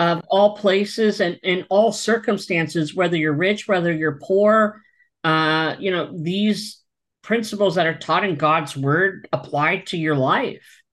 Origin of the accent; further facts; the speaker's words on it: East Coast of Pennsylvania, United States; now in Orange County, California, United States; where I'm from in the East Coast of Pennsylvania